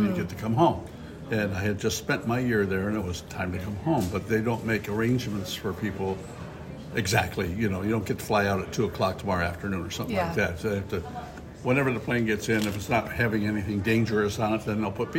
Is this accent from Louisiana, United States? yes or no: no; Ohio, United States; moved away as an adult; now in Annapolis, United States; I was raised in Ohio